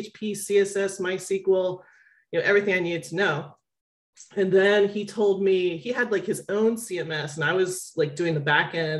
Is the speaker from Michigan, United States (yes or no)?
no; Philadelphia, Pennsylvania, United States; I'm from Philadelphia, which is a big pharmaceutical hub